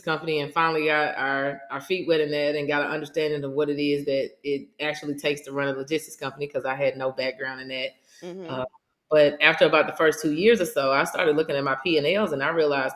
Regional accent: Mississippi, United States; I'm originally from Mississippi

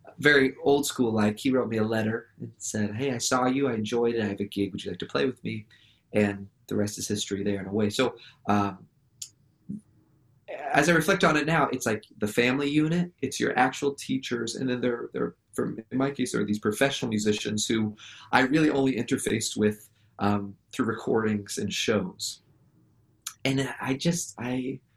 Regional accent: Santa Rosa, California, United States; I grew up in Santa Rosa, you know, California

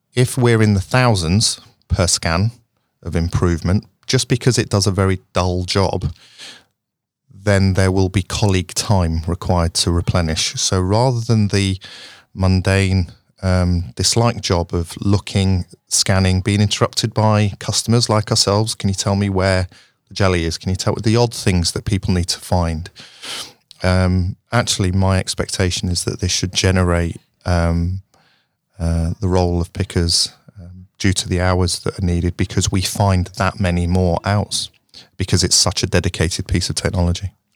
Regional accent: Sheffield, Yorkshire and the Humber, United Kingdom; I was born in Sheffield um, at the original Jessop's uh, maternity wing

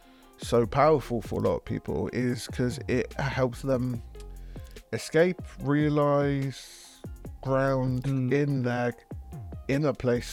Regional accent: England, United Kingdom; now in Wales; I'm English as well

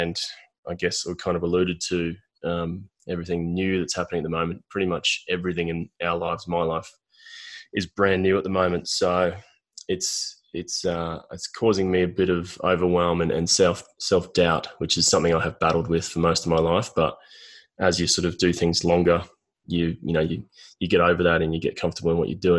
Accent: Brisbane, Queensland, Australia; I grew up in Brisbane, Australia

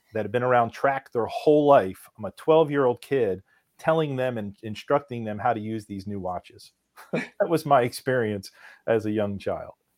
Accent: Philadelphia, Pennsylvania, United States; we're from Philadelphia

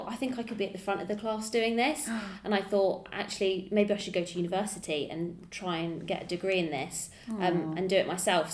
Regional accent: Windsor, South East England, United Kingdom; from Windsor

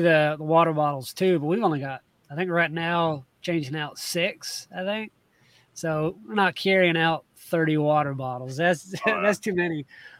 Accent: Georgia, United States; moved away; I grew up in Georgia.

